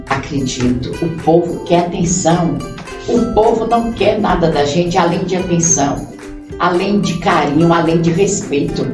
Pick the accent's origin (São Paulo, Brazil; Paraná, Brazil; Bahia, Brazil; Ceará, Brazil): Bahia, Brazil; Itabuna; Itabuna porque essa é a minha terra